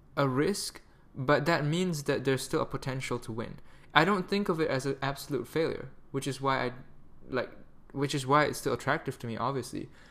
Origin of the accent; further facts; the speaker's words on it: Malaysia; I'm Malaysian